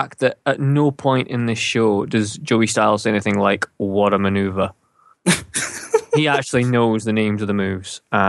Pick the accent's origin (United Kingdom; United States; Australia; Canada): United Kingdom; Scotland; we're Scottish.